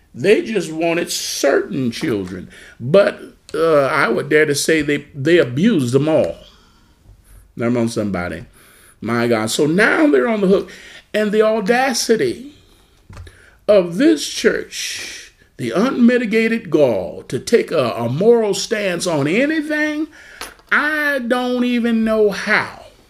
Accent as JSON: {"language": "English", "country": "United States", "said": "I, am American. Uh, I'm an American citizen. I love the U.S. Amen. I love my country."}